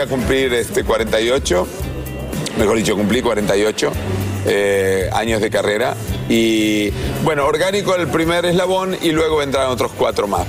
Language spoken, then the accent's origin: Spanish; Argentina; now in Mexico; México es mi país. nací en la Argentina, soy argentino a mucha honra, pero también soy mexicano a mucha honra